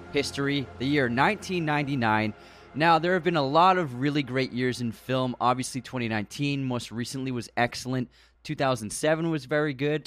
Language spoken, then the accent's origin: English; United States; growing up in America